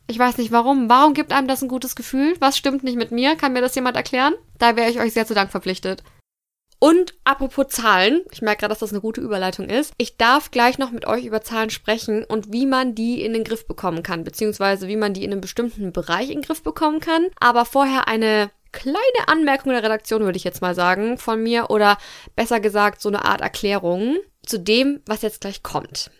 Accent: Fürth, Bavaria, Germany; ich am 7.7.1993 geboren wurde in Fürth, Bayern, Deutschland

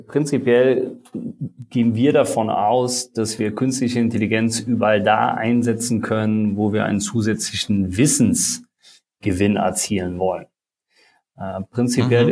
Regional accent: Eisenschmitt, Rhineland-Palatinate, Germany; Ich komme äh, aus der Eifel, aus einem ganz kleinen Ort, Eisenschmidt

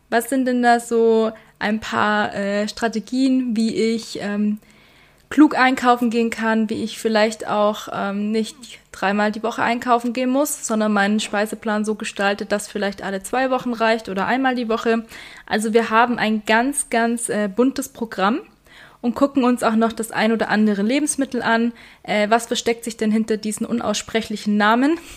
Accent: Weißenhorn, Bavaria, Germany; Ich komme aus Weißenhorn, darum wird es ans Weißenhorner Tierheim gehen.

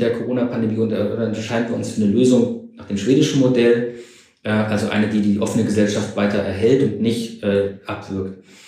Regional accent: East Germany, Germany; ich bin ja sogar noch in der DDR groß geworden

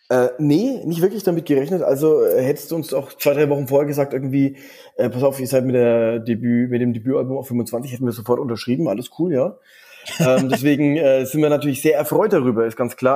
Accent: Erlangen, Bavaria, Germany; now in Düsseldorf, Germany; dem Ort, wo ich aufgewachsen bin, aus, aus Erlangen

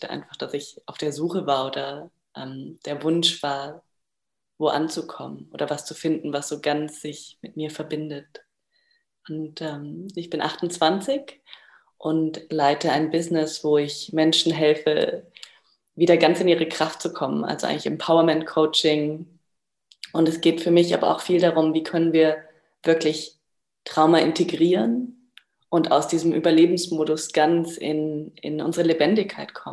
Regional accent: Bavaria, Germany; moved away as an adult; now in Portugal; Zurzeit bin ich in Portugal, aber aufgewachsen in Bayern im Süden von Deutschland und vermisse tatsächlich auch die Berge ganz stark.

